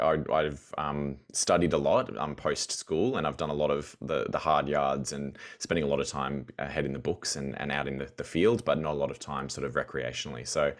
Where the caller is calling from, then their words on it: Melbourne, Victoria, Australia; I'm in Wurundjeri country in Melbourne's north.